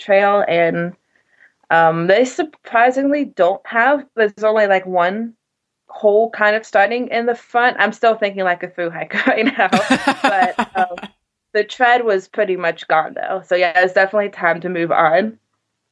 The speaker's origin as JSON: {"language": "English", "region": "South Carolina", "country": "United States", "said": "I'm from South Carolina."}